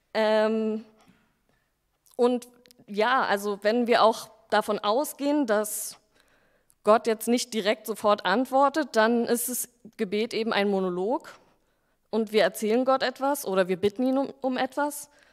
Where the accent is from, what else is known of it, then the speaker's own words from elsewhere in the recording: Berlin, Germany; also born or lived in Stuttgart; ich bin Berlinerin, habe aber vier Jahre lang in Stuttgart gearbeitet